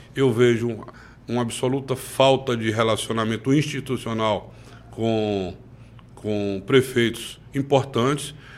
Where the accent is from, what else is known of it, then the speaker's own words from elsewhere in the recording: Campo Formoso, Bahia, Brazil; minha cidade natal, Campo Formoso